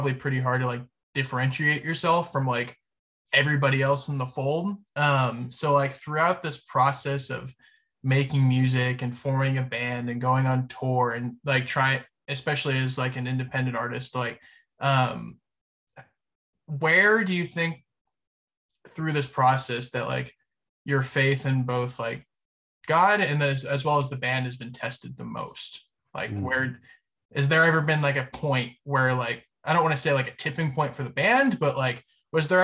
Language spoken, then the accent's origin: English; Houston, Texas, United States; I'm from Houston